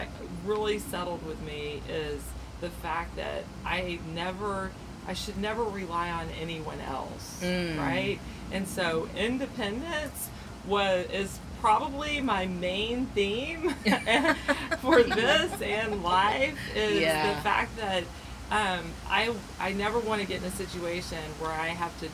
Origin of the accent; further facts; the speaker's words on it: Texas, United States; also born or lived in Houston / Austin; So I grew up in Texas, and I grew up with a family that was constantly moving because of the oil and gas business